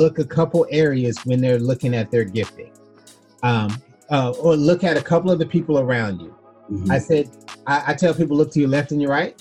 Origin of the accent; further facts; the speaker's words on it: Florida, United States; I was born in Florida in the United States